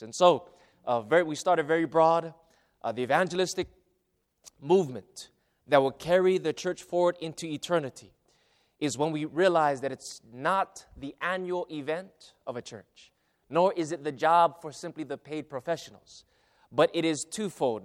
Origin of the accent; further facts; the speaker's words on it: Hawaii, United States; moved away as an adult; also born or lived in Arizona / Central California; now in California, United States; my hometown. Now, I didn't, I didn't live in a huge city or anything, but it was a, a country, uh, town in, in, uh, in Hawaii